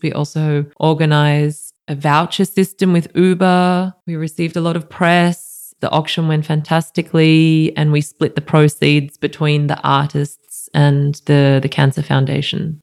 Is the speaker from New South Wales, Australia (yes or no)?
yes; Goulburn, New South Wales, Australia; also born or lived in Sydney; now in Berlin, Germany; I'm from Goulburn, in between Sydney and Canberra a relatively bigger country town for Australia, but our property is 30 minutes out of town. So it's living in the bush